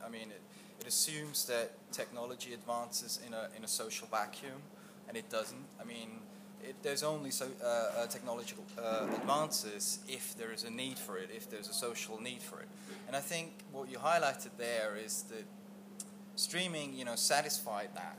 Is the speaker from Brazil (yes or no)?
no; Austria; I'm from Austria